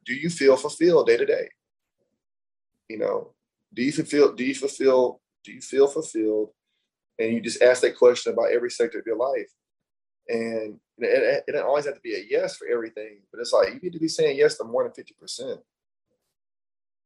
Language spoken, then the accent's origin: English; Alabama, United States; also born or lived in Brooklyn, New York; I'm from the South, I'm from Alabama.